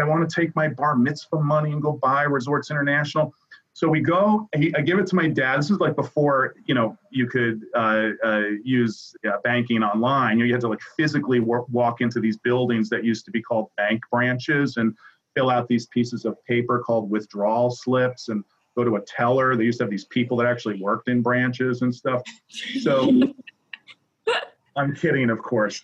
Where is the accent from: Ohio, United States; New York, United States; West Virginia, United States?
New York, United States; New York City; I grew up in New York City, and I'm a product of public education